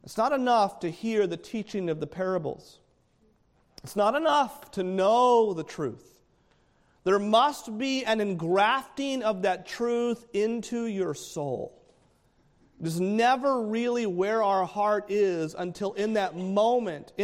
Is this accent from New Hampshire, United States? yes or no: yes; New Hampshire, United States; I'm from New Hampshire. We have a mountain that they like to say is the world's worst weather, Mount Washington